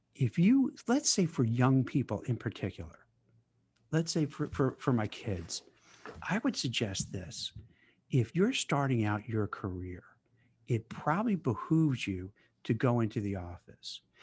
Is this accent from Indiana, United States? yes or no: no; New York City, New York, United States; moved away as an adult; also born or lived in Manhattan; now in Westfield, United States; I grew up in Brooklyn